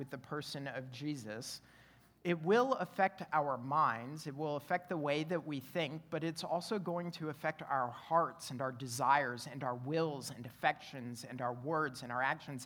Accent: Canada; now in Roanoke, United States; growing up in Canada, I grew up in a split-level home.

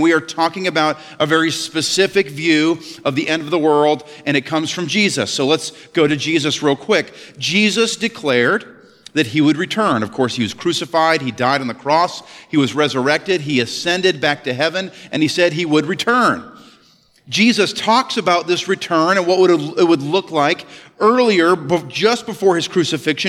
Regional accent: Ellsworth, Maine, United States; I grew up in Ellsworth, Maine

